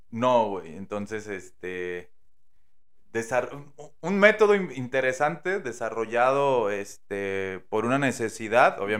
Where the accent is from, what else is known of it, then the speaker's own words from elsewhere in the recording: Mexico; pues sí soy mexicano, pero no soy de acá. Y empiezo a yo fingir el acento, ¿no?